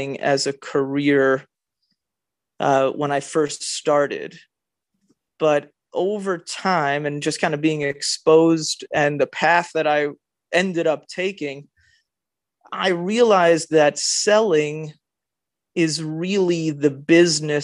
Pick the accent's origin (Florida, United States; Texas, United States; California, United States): Florida, United States; Miami Beach; My earliest sales experience is when I was growing up in Miami Beach